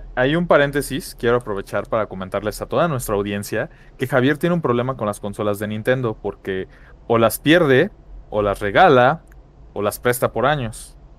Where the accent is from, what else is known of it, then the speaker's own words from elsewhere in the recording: Mexico; como mexicano